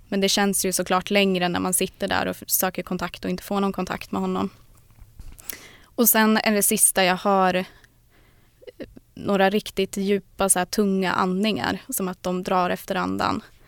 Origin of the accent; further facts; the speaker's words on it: southern Norrland, Sweden; södra Norrland där jag kommer ifrån.